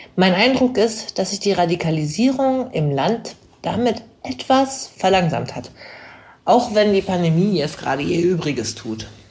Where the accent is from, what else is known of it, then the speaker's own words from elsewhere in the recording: Hanover, Lower Saxony, Germany; dass ich aus Hannover komme.